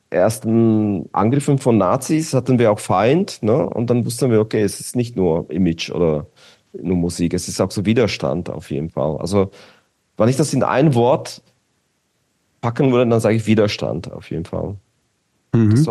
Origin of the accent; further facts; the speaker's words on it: Bratislava, Bratislava Region, Slovakia; German is a second language; ich komme aus Bratislava, Petržalka, Petržalka war quasi wie Mazan, so ein Gebiet